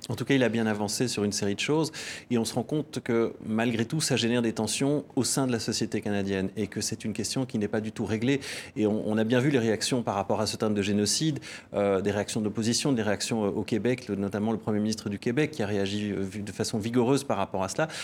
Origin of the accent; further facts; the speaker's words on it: Belgium; nous, en tant que Belges, nous, en tant qu'Européens